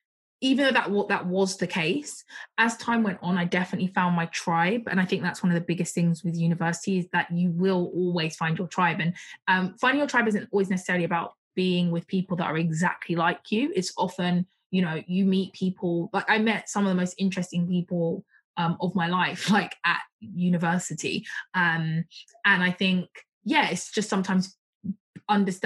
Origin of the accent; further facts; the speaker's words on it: Croydon, London, United Kingdom; I'm from Croydon, and it's a very diverse borough